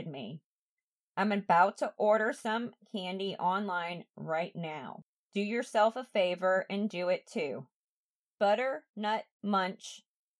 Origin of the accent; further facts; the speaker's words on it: Franklin, Massachusetts, United States; my hometown and all the areas that I went to while growing up. So I lived in Franklin, and right down the road was Rentham